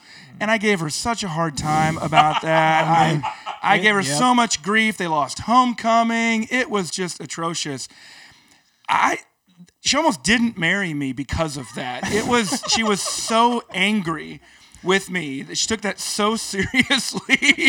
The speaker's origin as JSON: {"language": "English", "region": "South Dakota", "country": "United States", "said": "And I came over from South Dakota."}